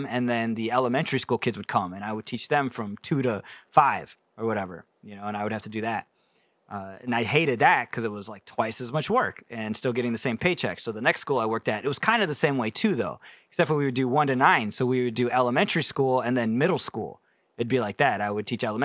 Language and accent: English; United States; also born or lived in South Korea; I'm too American for